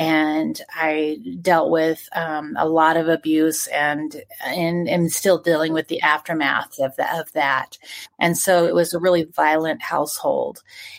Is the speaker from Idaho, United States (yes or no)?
yes; North Idaho, United States; also born or lived in Korea / Detroit, Michigan / Reno, Nevada; And so I lived in Reno, Nevada, before I lived in Idaho. And then when my mother divorced my father, then we moved to North Idaho. North Idaho was, it's a beautiful area.